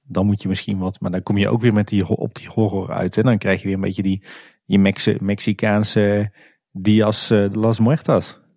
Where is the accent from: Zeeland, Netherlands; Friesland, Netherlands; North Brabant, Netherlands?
North Brabant, Netherlands; Kaatsheuvel; we komen zelf allebei uit Kaatsheuvel